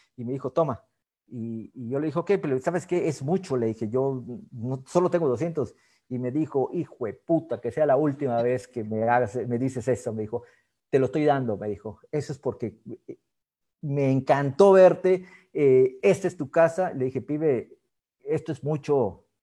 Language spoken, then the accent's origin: Spanish; Mexico; also born or lived in United States; yo quería ser futbolista profesional en mi país, aquí en México